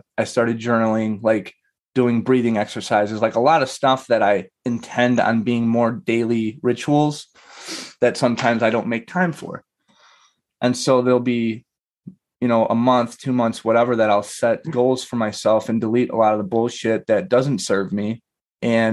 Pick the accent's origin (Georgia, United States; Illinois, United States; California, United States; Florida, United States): Illinois, United States; Chicago; I've been here my whole life